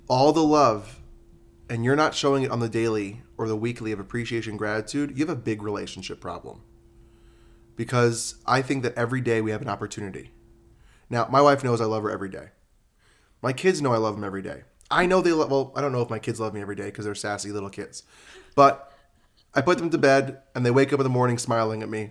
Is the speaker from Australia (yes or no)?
no; New York, United States; now in Las Vegas, United States; I'm from New York